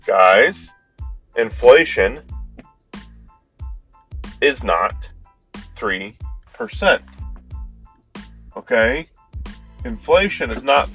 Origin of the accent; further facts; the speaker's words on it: Colorado, United States; moved away; I'm originally from Colorado